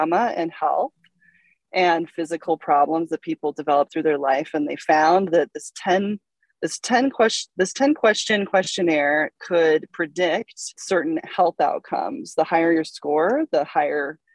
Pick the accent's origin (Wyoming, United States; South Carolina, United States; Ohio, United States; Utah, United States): Utah, United States; Salt Lake City; moved away; I'm from Salt Lake City